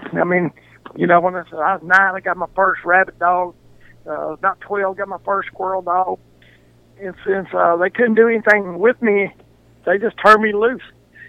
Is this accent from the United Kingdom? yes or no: no; Dodson, Louisiana, United States; I grew up Dodson. You know, that's where I started school at. But my people were pipeline welders. So I think when I was 6 months old, we lived in like eight states.